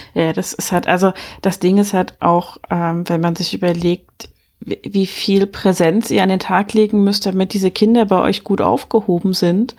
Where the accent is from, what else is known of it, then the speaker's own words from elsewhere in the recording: Germany; bei uns in Deutschland